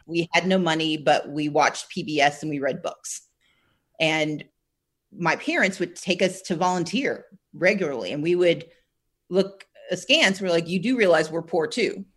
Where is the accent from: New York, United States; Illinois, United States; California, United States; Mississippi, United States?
Mississippi, United States; Gulfport; also born or lived in Wisconsin; I was born in Wisconsin, but my we all grew up in Gulfport, Mississippi.